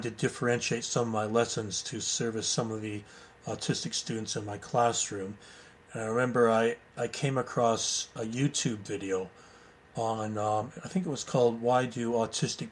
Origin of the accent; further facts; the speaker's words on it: Goderich, Ontario, Canada; moved away as an adult; also born or lived in United Kingdom; I was born in Goderich, Ontario, Canada.